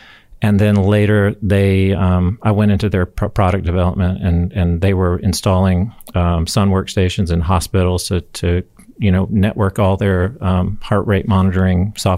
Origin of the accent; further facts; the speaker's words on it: Huntsville, Alabama, United States; I'm from Huntsville.